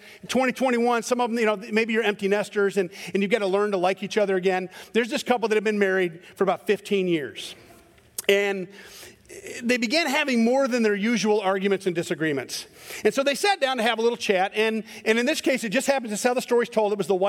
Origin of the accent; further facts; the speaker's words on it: Scotland, United Kingdom; I'm a Scotsman, and so we're angry about everything.